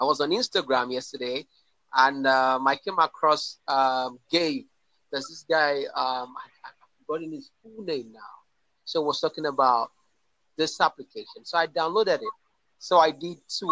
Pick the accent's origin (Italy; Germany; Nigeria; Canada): Nigeria; I'm from Nigeria.